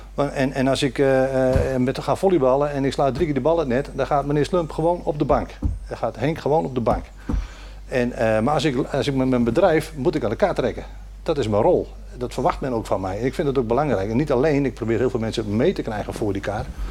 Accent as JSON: {"language": "Dutch", "area": "Noordoostpolder", "region": "Flevoland", "country": "Netherlands", "tie": "born or raised there", "said": "ik ben hier geboren en getogen in de Noordoostpolder"}